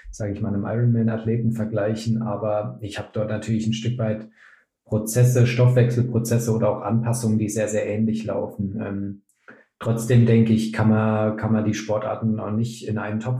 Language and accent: German; Würzburg, Bavaria, Germany; moved away as an adult; also born or lived in Cologne; now in Leipzig, Germany; Mittlerweile 31 Jahre alt, ähm, komme gebürtig aus Würzburg, habe in Köln und Leipzig Sportwissenschaften studiert